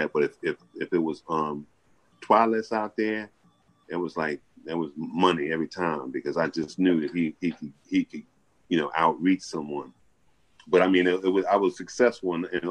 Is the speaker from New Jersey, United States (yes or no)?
yes; Atlantic City, New Jersey, United States; I'm here locally, where I'm at here, when I was born and raised here in Atlantic City